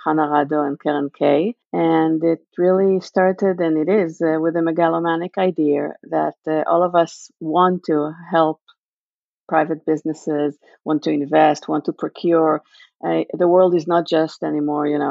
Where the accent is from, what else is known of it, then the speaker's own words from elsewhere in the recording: Israel; moved away as an adult; now in United States; born and raised in Israel. I've been living in the U.S. for the last 20 years